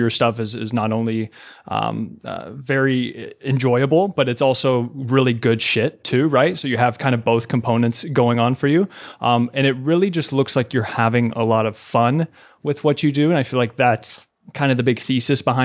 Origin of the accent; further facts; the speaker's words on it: Kentucky, United States; moved away as an adult; now in New York City, United States; I was born and raised in Kentucky